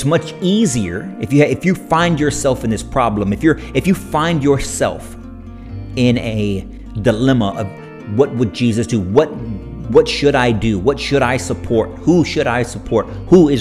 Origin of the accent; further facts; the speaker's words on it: United States; as Christian American parents, as Christian American adults, as Christian Americans in our communities